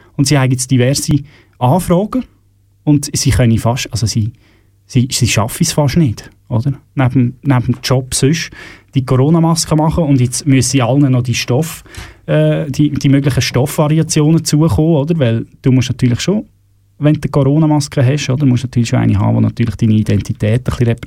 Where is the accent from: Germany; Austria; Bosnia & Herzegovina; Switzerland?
Switzerland; bei uns in der Schweiz